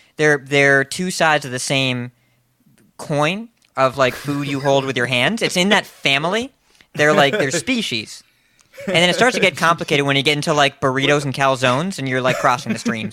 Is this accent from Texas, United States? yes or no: no; Massachusetts, United States; I'm from Massachusetts. It's not a Boston thing.